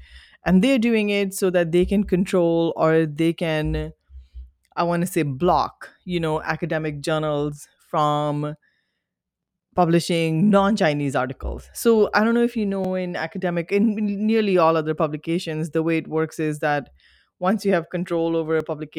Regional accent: India; And as an Indian national, and again, I speak this, you know, the lines are longer.

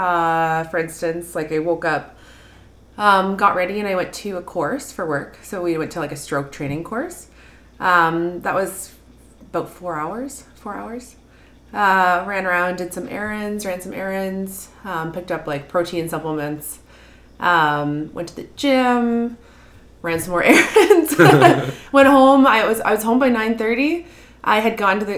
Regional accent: Charlottetown, Prince Edward Island, Canada; moved away as an adult; now in Red Deer, Canada; I'm born and raised in Prince Edward Island, Charlottetown, Prince Edward Island.

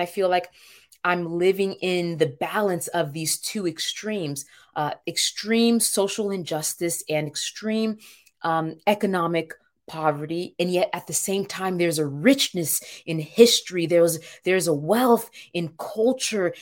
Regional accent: Cap-Haïtien, Nord, Haiti; born in Cap Haitian, my people are struggling

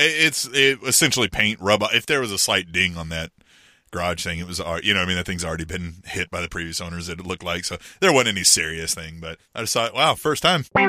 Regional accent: Kansas, United States; now in Kansas City, United States; I, I grew up in Kansas, but not here in the Kansas City Metro when I was younger.

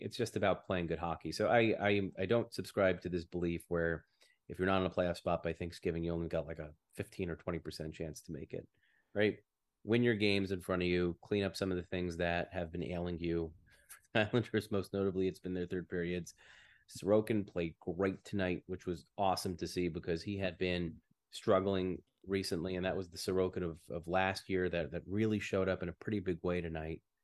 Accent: United States; moved away as an adult; now in Canada; I'm still an American. I still have my passport.

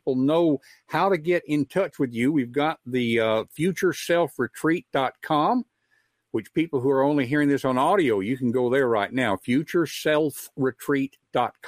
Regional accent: West Tennessee, United States; growing up in West Tennessee. It was an agricultural area.

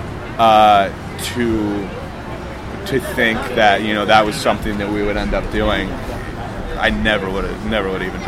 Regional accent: Hartford, Connecticut, United States; moved away as an adult; now in Boston, United States; I grew up in the Hartford area

